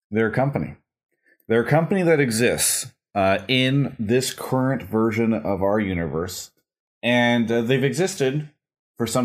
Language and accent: English; Dallas, Texas, United States; I'm from Dallas. Dallas, Texas.